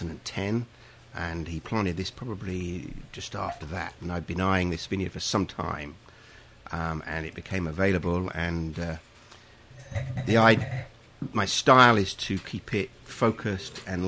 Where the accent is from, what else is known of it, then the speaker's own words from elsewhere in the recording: Dover, South East England, United Kingdom; moved away as an adult; also born or lived in Burgundy, France; now in Sonoma County, United States; I was born in Dover, England, and I came to the United States in 1991